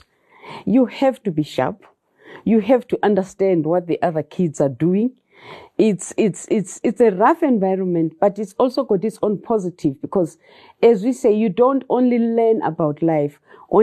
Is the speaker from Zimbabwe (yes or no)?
yes; Bulawayo, Zimbabwe; also born or lived in Luveve, Bulawayo; I learned a lot growing up in Makokoba. Though I left Makokoba, I think I was doing grade six when we left that suburb.